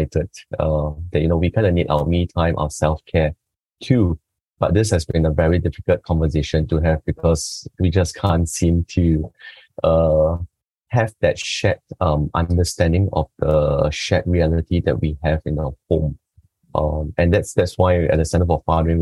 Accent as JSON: {"language": "English", "country": "Singapore", "said": "from Singapore"}